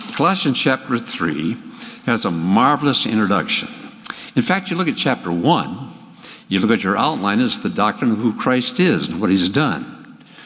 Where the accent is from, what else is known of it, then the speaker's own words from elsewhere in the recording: Hinckley, Minnesota, United States; I grew up in Hinckley, Minnesota, where the men are men and pansies are flowers